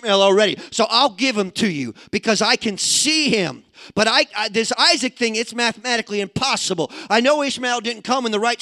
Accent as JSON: {"language": "English", "region": "Midwest", "country": "United States", "said": "I'm a Midwesterner."}